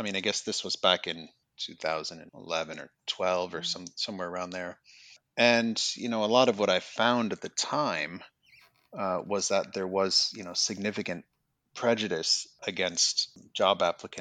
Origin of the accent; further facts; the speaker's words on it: Minnesota, United States; moved away as an adult; also born or lived in England / Manchester, United Kingdom; now in Australia; I'm originally from the United States. I'm from Minnesota